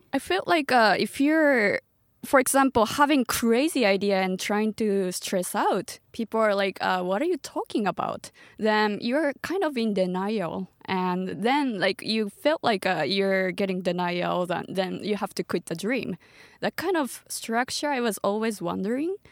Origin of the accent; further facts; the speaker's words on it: Tochigi, Japan; English is a second language; also born or lived in Nara Prefecture / United States; now in Tokyo, Japan; I'm from Tochigi Prefecture, which is like, uh, two hours away from Tokyo